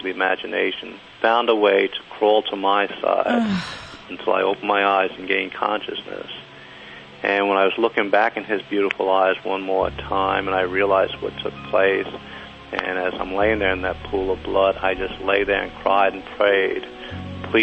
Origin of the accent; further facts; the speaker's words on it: Kentucky, United States; moved away as an adult; also born or lived in New York / San Diego; I'm from Kentucky, and after I went to school for accounting, I went to New York